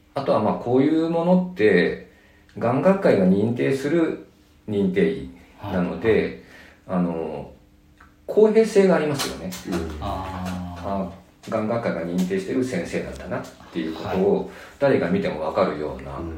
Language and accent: Japanese; Nagano, Japan; now in Tokyo, Japan; 僕は長野の出身ですね